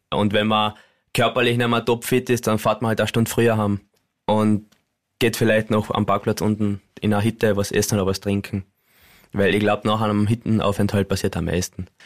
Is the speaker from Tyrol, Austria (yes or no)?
no; Carinthia, Austria; uns Kärntner